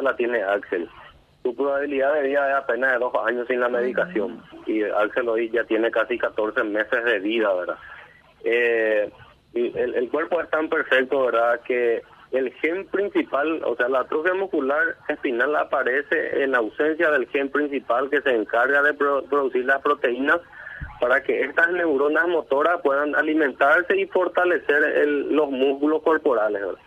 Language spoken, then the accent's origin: Spanish; Coronel Oviedo, Caaguazú, Paraguay; somos de Coronel Oviedo